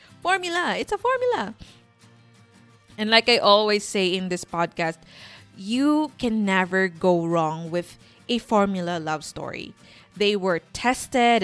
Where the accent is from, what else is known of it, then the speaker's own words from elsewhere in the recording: Sorsogon, Bicol Region, Philippines; moved away; I grew up in a small town south of Sorsogon, and the beach is a 5-minute walk from our house